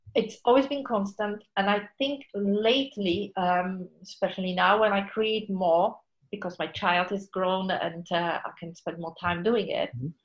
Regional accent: Poland; moved away as an adult; I was born in Poland.

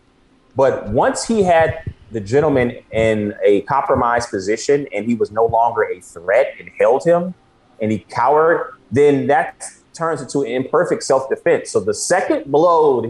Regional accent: Chicago, Illinois, United States; I'm from Chicago.

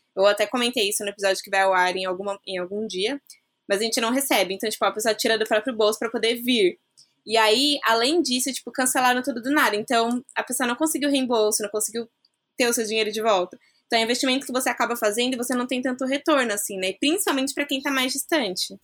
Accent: São Paulo, Brazil; a gente mora em São Paulo e nascemos em São Paulo

